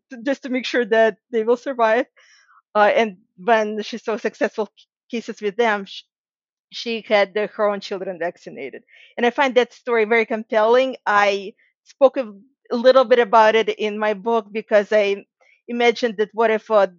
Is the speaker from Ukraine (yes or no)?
yes; Ukraine; moved away; And I'm actually from Ukraine myself originally